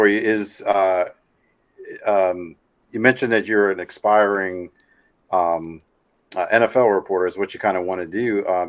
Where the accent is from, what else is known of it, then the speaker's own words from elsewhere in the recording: Virginia, United States; I grew up in Virginia